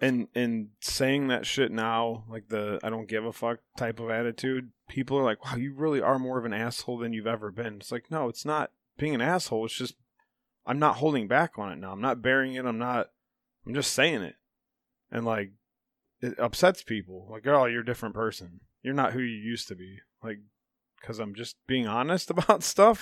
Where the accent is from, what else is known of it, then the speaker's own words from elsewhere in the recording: Chippewa, United States; We grew up in Chippewa